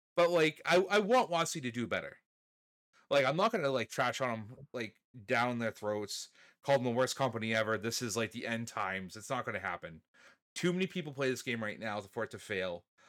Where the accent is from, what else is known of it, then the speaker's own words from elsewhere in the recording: New England, United States; we're from New England